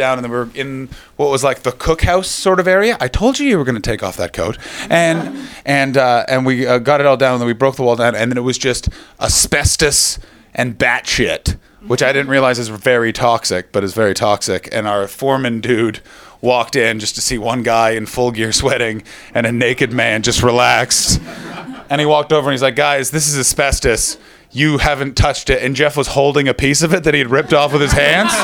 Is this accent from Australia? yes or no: no; Canada; now in London, United Kingdom; I come from Canada